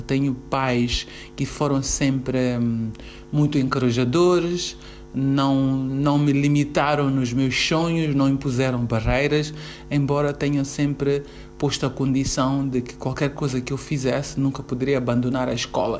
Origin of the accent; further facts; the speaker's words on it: Mozambique; sou moçambicana